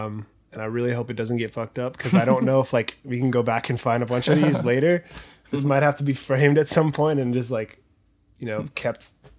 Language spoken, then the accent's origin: English; Orange County, California, United States; I grew up in Orange County.